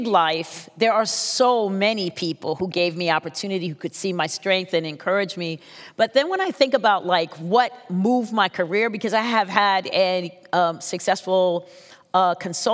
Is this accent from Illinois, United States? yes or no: no; Baltimore, Maryland, United States; I'm from Baltimore City